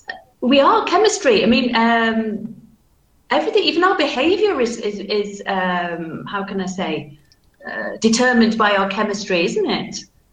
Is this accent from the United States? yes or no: no; Manchester, North West England, United Kingdom; accent: Manchester; So my accent is very standardized, but you can still tell that it's from Manchester, though, because my vowel sounds, for example, are flat.